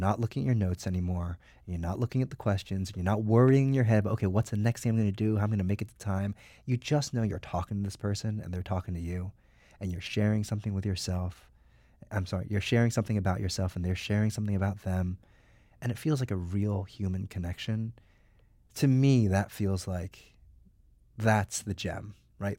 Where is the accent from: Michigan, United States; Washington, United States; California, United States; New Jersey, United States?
New Jersey, United States; now in New York, United States; I grew up in New Jersey